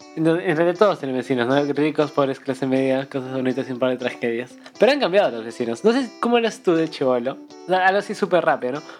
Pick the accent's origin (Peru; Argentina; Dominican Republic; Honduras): Peru; Cusco; now in Lima, Peru; me mudé a Lima y. Porque somos de Cusco